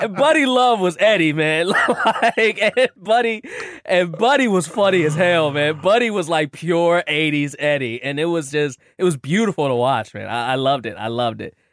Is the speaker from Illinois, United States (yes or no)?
yes; Chicago, Illinois, United States; I'm from Chicago, too